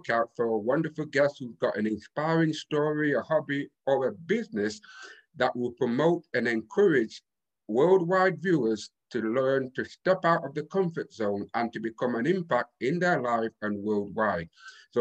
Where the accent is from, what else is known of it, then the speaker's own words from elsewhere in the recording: Boston, Massachusetts, United States; I'm from Boston